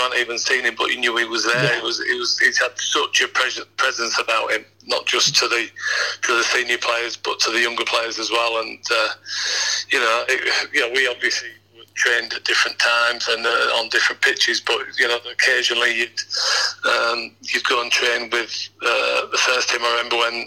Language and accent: English; Hull, Yorkshire and the Humber, United Kingdom; moved away as an adult; also born or lived in Ipswich; I live near Hull, just outside of Hull, about 6-7 miles